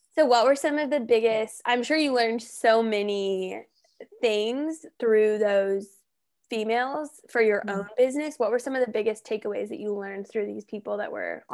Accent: Colorado, United States; I'm from Colorado, so I'm familiar with Denver and all those areas

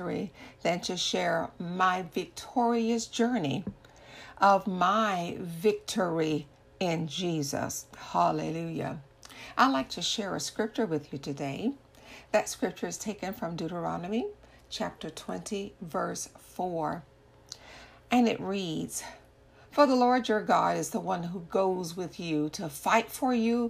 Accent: Orlando, Florida, United States; I am from Orlando, Florida, in the U.S. of A.

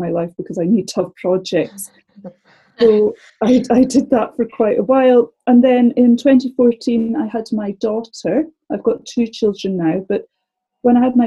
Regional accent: Scotland, United Kingdom; moved away as an adult; now in London, United Kingdom; I'm from Scotland originally, as you can probably tell

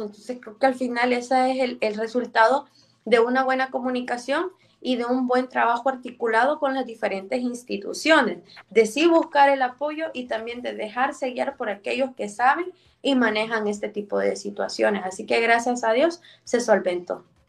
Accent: El Salvador; born or raised there

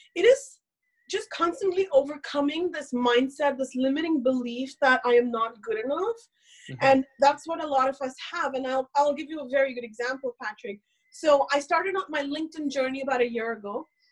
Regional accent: India; English is a second language; I am somebody who's born and raised in India to a very, very conservative family

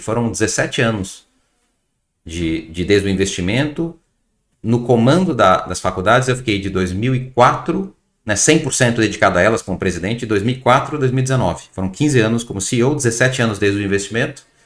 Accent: São Paulo, Brazil; moved away as an adult; also born or lived in Ceará; nasci em São Paulo

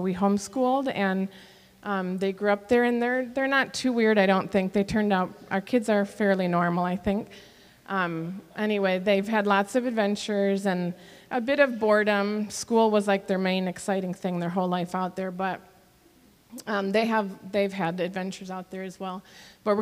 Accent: Michigan, United States; moved away as an adult; also born or lived in Fort Bragg, North Carolina; now in Papua New Guinea; I grew up in Michigan where we say we drink pop when it's hot and things like that, I was actually born in North Carolina.

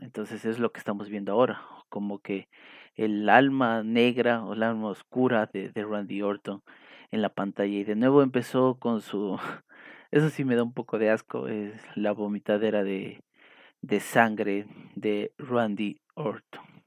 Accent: Ecuador; aquí en mi país, en Ecuador

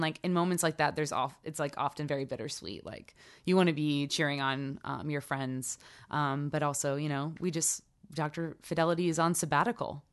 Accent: South Carolina, United States; I'm from South Carolina

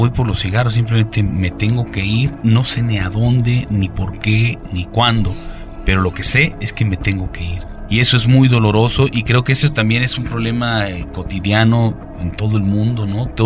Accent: Baja California Sur, Mexico; yo tengo un nexo muy cercano con Zacatecas, yo soy norteño, soy

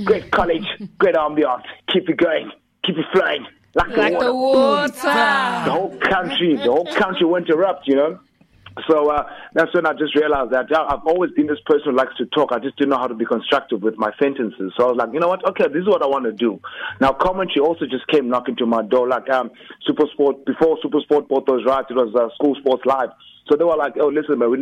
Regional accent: Queenstown, Eastern Cape, South Africa; moved away as an adult; also born or lived in Durban; born and bred in Queenstown

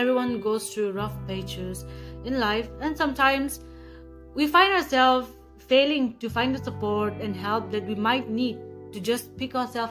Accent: Nagaland, India; Mm-hmm. I'm from the Lata community, mm-hmm. and also from the Mahapur Nagaland.

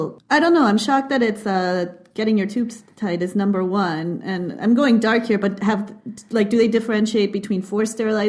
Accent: Peru; moved away; I'm originally from Peru, and I started to become sexually active while I was living in Peru.

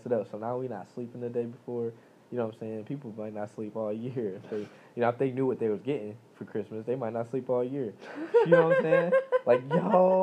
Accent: United States; I'm American, I live here, I was born here

